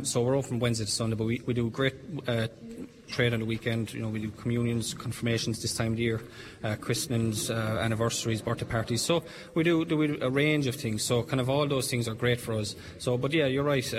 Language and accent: English; Tipperary, Munster, Ireland; I'm from Tipperary town, so it's only a stone throw away